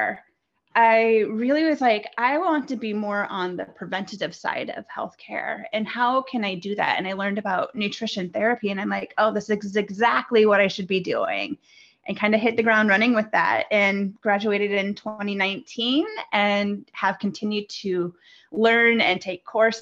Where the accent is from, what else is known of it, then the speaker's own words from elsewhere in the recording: Midwest, United States; I grew up in the Midwest in the United States